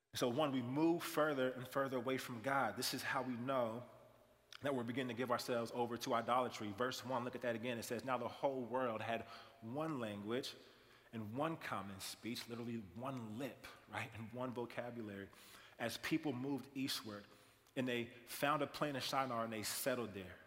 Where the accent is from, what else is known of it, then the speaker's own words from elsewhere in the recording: Kansas City, United States; moved away; also born or lived in Iowa; I'm from Kansas City primarily. Kansas City, played basketball my whole entire life